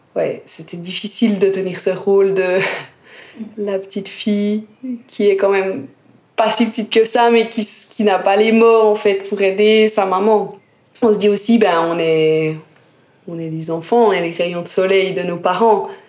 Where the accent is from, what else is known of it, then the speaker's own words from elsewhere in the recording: Jura, Switzerland; moved away as an adult; also born or lived in Lausanne; je suis partie du Jura où j'avais passé toute mon enfance, toute ma scolarité